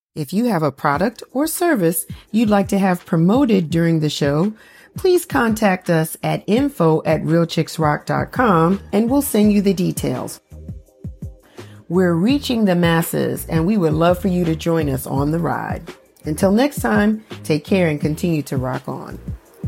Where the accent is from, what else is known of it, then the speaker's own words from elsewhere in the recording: New York, United States; moved away as an adult; now in Atlanta, United States; I'm from New York and I, when I, when I moved here, I had no family.